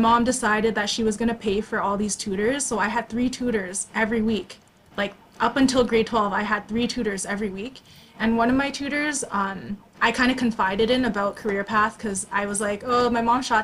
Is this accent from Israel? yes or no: no; Canada; I was born in Canada